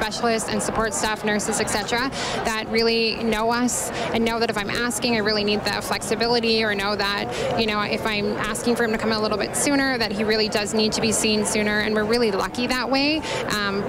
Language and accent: English; Spruce Grove, Alberta, Canada; We're from Spruce Grove